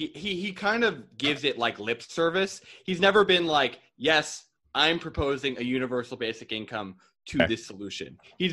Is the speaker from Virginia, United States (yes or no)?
no; Ramapo, New York, United States; born or raised there